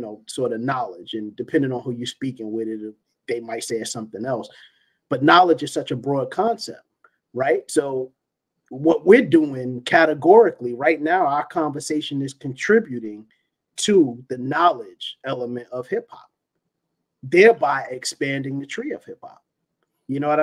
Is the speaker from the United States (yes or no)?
yes; New York City, New York, United States; East New York, where I grew up in Brooklyn